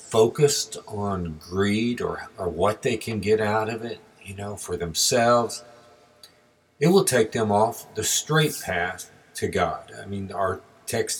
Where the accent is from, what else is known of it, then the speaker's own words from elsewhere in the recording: Texas, United States; as we were growing up in Texas